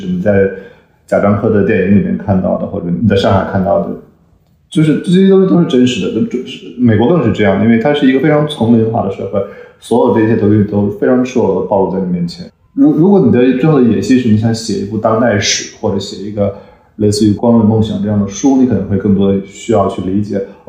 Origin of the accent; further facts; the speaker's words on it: China; also born or lived in United States; now in New York, United States; 我们四个人都是中国人，我我们在中国不同的地方长大，我们去不同的学校，从事不同的行业